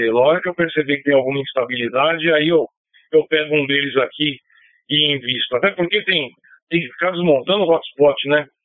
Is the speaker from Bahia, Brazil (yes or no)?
yes; Bahia, Brazil; a minha terra, essa Bahia mística e mestiça